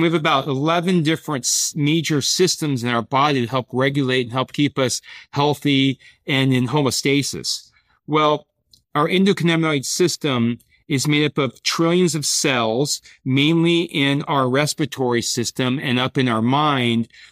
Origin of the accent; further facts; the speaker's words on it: Boise, Idaho, United States; moved away as an adult; also born or lived in San Diego / Europe; I grew up playing sports in Boise, Idaho